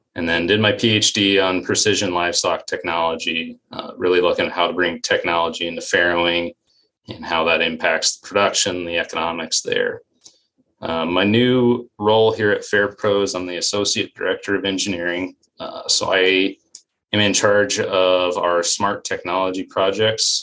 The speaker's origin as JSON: {"language": "English", "region": "Western Colorado", "country": "United States", "tie": "born or raised there", "also_born_or_lived": "Iowa", "moved": "as an adult", "said": "I'm originally from Western Colorado. Grew up in a logging coal mining area."}